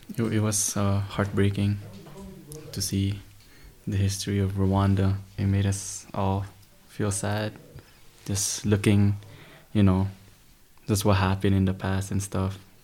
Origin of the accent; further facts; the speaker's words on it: Toronto, Ontario, Canada; I'm from Toronto, Canada.